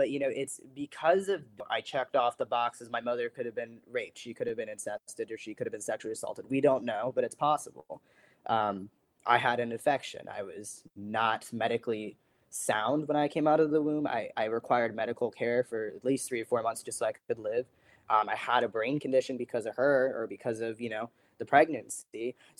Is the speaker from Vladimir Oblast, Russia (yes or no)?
yes; Vladimir, Vladimir Oblast, Russia; born there; So I was born in Vladimir, Russia, December 6, 2002.